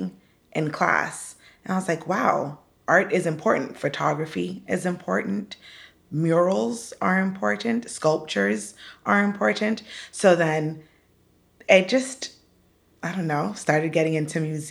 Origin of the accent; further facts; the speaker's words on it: Hollywood, Florida, United States; now in Pembroke Pines, United States; I was born in Hollywood, Florida, and I currently reside in Pembroke Pines, so just a little bit west